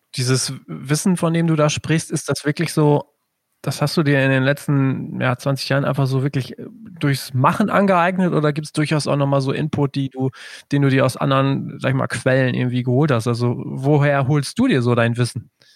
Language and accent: German; Germany; als Deutscher